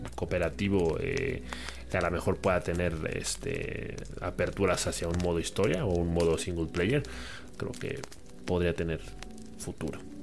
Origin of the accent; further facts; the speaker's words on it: Mexico; nosotros en particular que somos de México